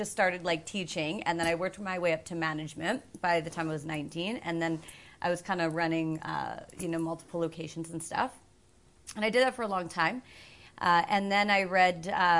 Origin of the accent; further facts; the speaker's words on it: Edmonton, Alberta, Canada; born and raised in Edmonton, I guess. I've lived here all my life.